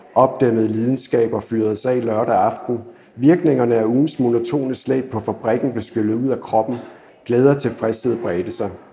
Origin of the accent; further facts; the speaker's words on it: Odense, Southern Denmark, Denmark; Jeg kommer fra Odense